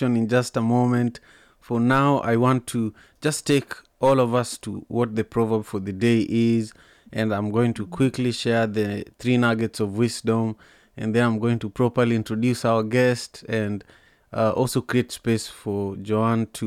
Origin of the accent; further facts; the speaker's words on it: Kenya; also born or lived in Malawi; now in United States; as a Kenyan